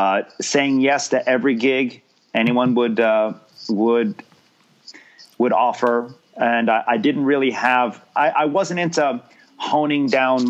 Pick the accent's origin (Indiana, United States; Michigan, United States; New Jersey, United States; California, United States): New Jersey, United States; moved away as an adult; also born or lived in Miami; now in Los Angeles, United States; I grew up in New Jersey